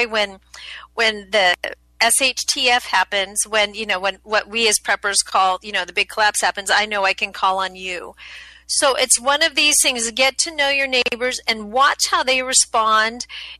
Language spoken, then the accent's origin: English; Colorado, United States; I grew up in Colorado